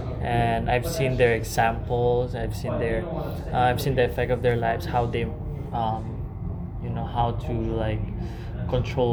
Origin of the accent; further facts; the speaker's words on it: Philippines; moved away as an adult; now in Hawaii, United States; I'm from the Philippines